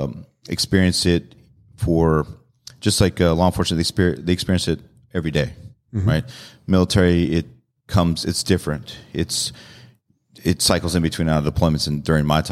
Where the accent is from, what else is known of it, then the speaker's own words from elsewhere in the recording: San Diego, California, United States; Grew up in San Diego and born and raised in California.